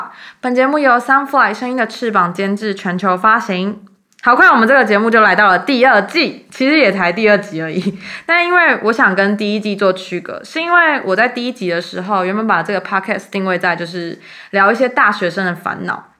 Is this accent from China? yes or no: no; Xinzhuang, New Taipei, Taiwan; moved away as an adult; also born or lived in Hsinchu; 因为像我们自己在台北的时候，就会说哦，我们不是台北人，我们是新北人。